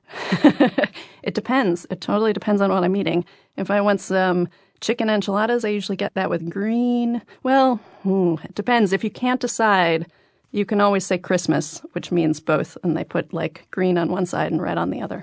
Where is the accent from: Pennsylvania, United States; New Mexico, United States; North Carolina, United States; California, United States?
New Mexico, United States; moved away as an adult; also born or lived in Los Angeles; I grew up in New Mexico. We moved there when I was a year old because my mother decided L A was no place to raise a child and New Mexico was